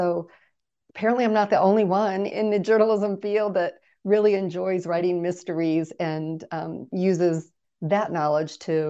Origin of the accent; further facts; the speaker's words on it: Midwest, United States; I grew up in the Midwest.